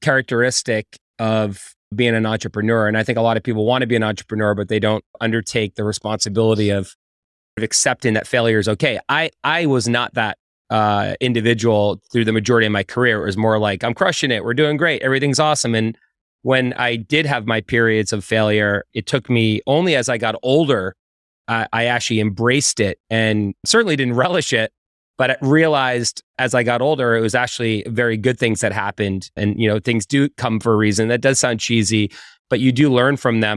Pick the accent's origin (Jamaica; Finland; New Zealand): Finland; I was born in Finland.